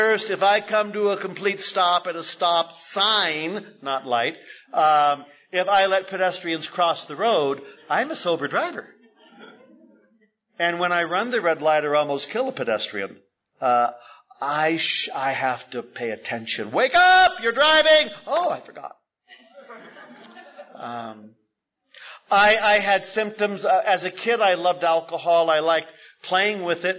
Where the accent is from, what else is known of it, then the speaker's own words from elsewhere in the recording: San Jose, California, United States; also born or lived in Berkeley; I grew up in San Jose